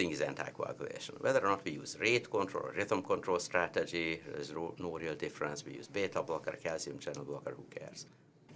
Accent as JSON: {"language": "English", "country": "Hungary", "accent": "heavy Hungarian", "moved": "yes", "lives_now": "Charlotte, United States", "said": "you will always recognize me from my heavy Hungarian accent"}